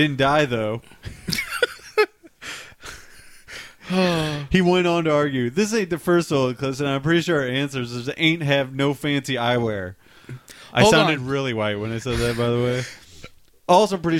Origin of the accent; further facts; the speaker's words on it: United States; I'm an American